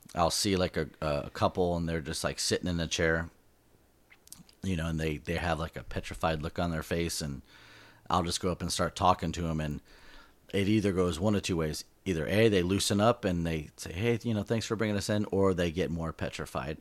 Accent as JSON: {"language": "English", "region": "Southern California", "country": "United States", "said": "we're from SoCal"}